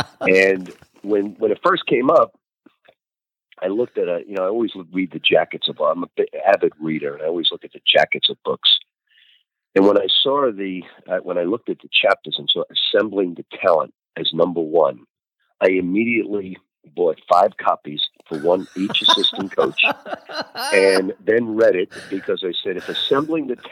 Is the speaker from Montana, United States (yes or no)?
no; New York, United States; moved away as an adult; also born or lived in Kentucky; I come from New York